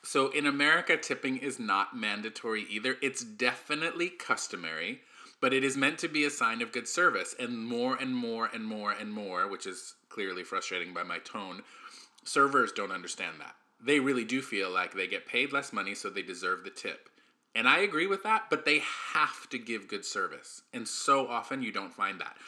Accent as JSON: {"language": "English", "country": "United States", "said": "I'm the American"}